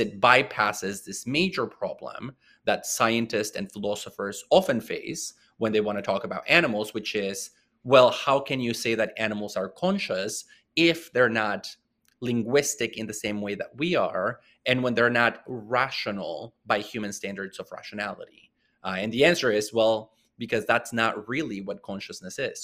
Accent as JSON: {"language": "English", "area": "small town near Puerto Vallarta", "region": "Jalisco", "country": "Mexico", "tie": "born or raised there", "moved": "yes", "said": "I grew up in Mexico in a very small town, um, near the city of Puerto Vallarta"}